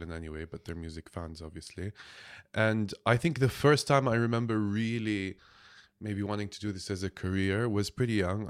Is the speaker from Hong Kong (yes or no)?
no; Jordan; I'm from Jordan